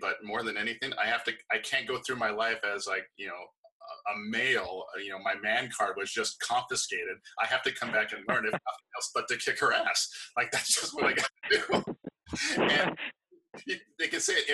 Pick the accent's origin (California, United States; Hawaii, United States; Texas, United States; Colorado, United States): Hawaii, United States; I'm from Hawaii, and it's a very fighting culture. And I grew up kickboxing